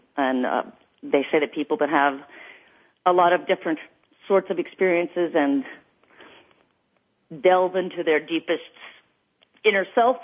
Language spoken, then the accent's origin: English; Los Angeles, California, United States; growing up in Los Angeles and being surrounded by the entertainment industry